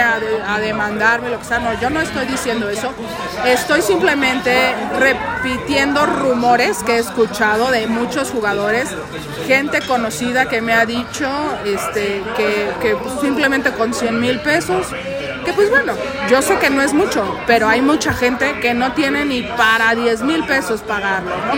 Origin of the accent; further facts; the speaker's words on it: Mexico; Aquí en México